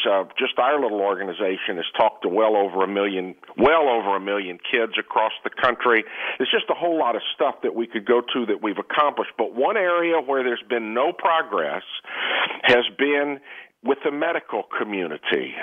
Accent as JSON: {"language": "English", "region": "Texas", "country": "United States", "said": "I'm from Texas"}